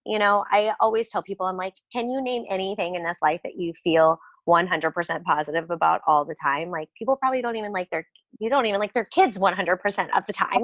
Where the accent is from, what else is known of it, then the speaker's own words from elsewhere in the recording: Missouri, United States; I'm from Missouri, but my family definitely skews Southern.